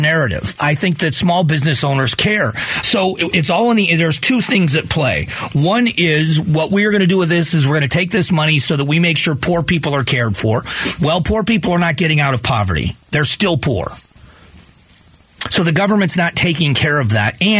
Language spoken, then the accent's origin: English; Florida, United States; moved away as an adult; also born or lived in Ohio; now in Phoenix, United States; I was born in Ohio, but raised in Florida, and then been here.